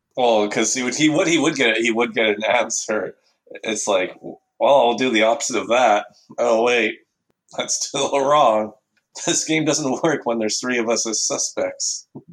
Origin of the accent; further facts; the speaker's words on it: Canada; I'm from Canada